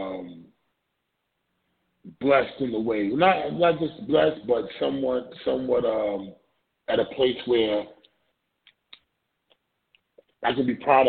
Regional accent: New York City, New York, United States; growing up in the Ville

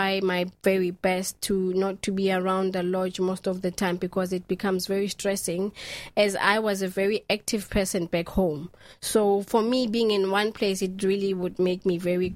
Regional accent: Johannesburg, Gauteng, South Africa; moved away as an adult; now in Ireland; I grew up in South Africa. I am a South African.

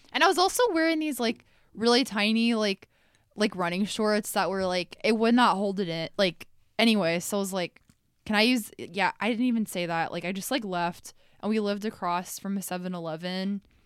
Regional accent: Iowa, United States; I'm from Iowa

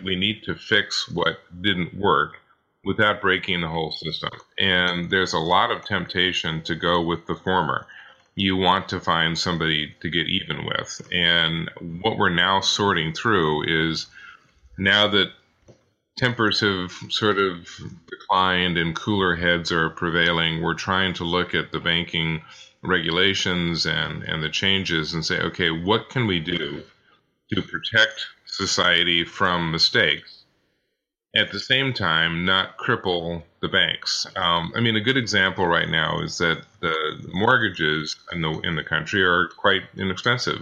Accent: Kansas City, United States; I grew up in Kansas City, Missouri, in Kansas City, Kansas. Uh, have been, lived here all my life, so it is definitely hometown.

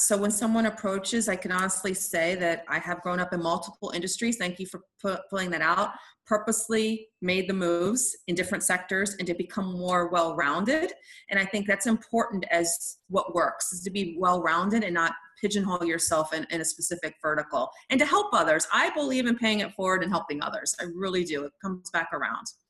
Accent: Washington, District of Columbia, United States; also born or lived in Italy; my family's from Italy and then Washington, D.C.

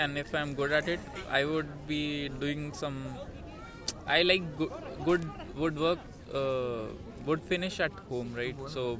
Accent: North India, India; moved away; I'm from north

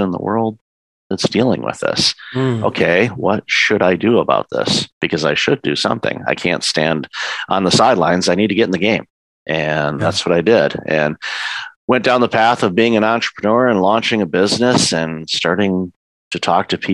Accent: Detroit, Michigan, United States; moved away as an adult; also born or lived in Windsor, Ontario, Canada; now in Canada; I'm originally from the Detroit area. I immigrated to Canada with my former wife in 2004

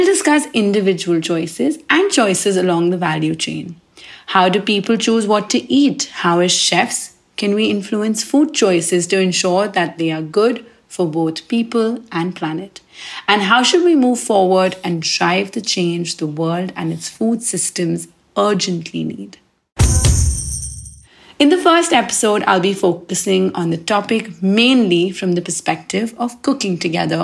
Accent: India; also born or lived in New Delhi; I am from India and a chef living in the buzzing Indian capital that is New Delhi.

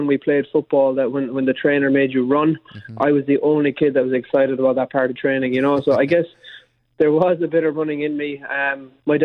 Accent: Southwest Kerry, Munster, Ireland; I'm from Southwest Kerry.

